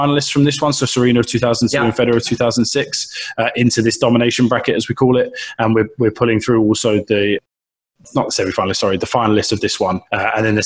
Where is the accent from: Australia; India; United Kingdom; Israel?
United Kingdom; England; growing up in England and the Premier League